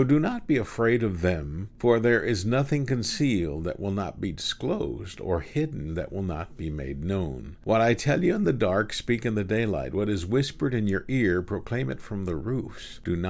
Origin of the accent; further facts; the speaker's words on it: Houston, Texas, United States; also born or lived in Kingsville, Texas; Then we moved away from Kingsville to Houston.